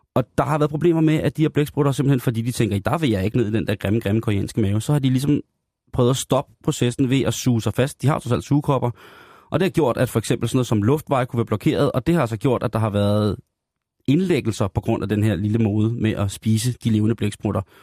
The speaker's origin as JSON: {"language": "Danish", "country": "Denmark"}